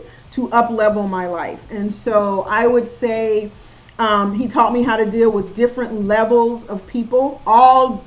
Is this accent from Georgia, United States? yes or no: yes; South Georgia, United States; accent: Southern; I'm from South Georgia, so it's my Southern accent. I have a Southern accent, and I'm okay with it.